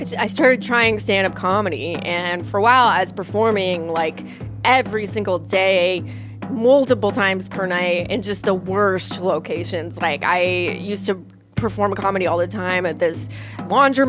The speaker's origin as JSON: {"language": "English", "town": "Los Angeles", "region": "California", "country": "United States", "tie": "born or raised there", "said": "I grew up in the Northridge area, which is right outside of LA in the San Fernando Valley"}